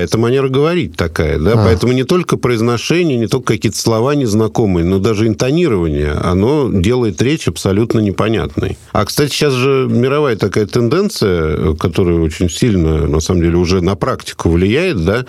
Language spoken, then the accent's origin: Russian; Moscow, Russia; accent: Moscow dialect; москвичи акают, «Москва», да? Нет, мы даже не акаем, мы выдавливаем буквы.